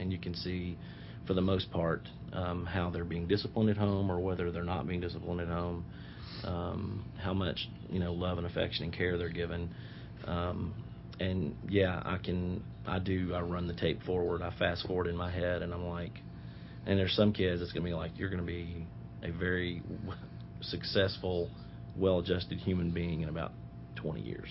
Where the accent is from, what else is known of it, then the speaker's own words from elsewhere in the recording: Nashville, Tennessee, United States; I'm I'm local. I grew up in Nashville.